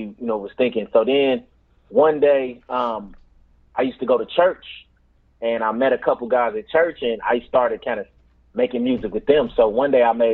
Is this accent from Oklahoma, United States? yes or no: yes; Tulsa, Oklahoma, United States; moved away as an adult; also born or lived in St. Louis / Los Angeles; I'm from Tulsa, Oklahoma